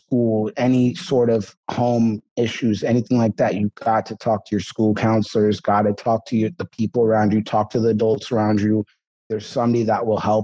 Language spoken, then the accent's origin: English; Seattle, Washington, United States; also born or lived in Toronto, Canada; I was actually born in Canada, Toronto, but, she came over here to Seattle. We had family over here